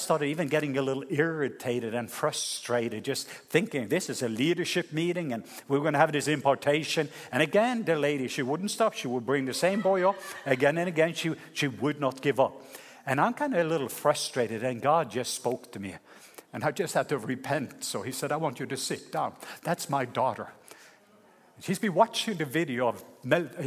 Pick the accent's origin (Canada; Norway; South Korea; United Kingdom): Norway; moved away; my home country, Norway